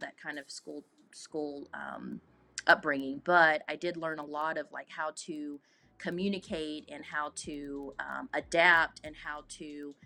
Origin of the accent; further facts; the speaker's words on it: Lebanon, Tennessee, United States; Born and raised Lebanon, Tennessee